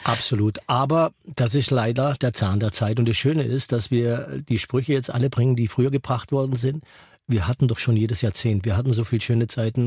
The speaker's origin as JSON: {"language": "German", "area": "Lake Constance", "region": "Baden-Württemberg", "country": "Germany", "tie": "born or raised there", "said": "bei uns am Bodensee, das war, muss man sich so ein kleines Dörfchen vorstellen"}